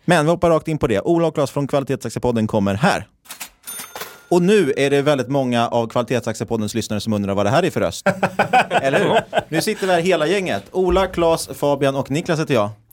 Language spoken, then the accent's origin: Swedish; Stockholm, Stockholm County, Sweden; moved away as an adult; now in Linköping, Sweden; vi är ju bägge stockholmare, men vi har ju bägge pluggat här i Linköping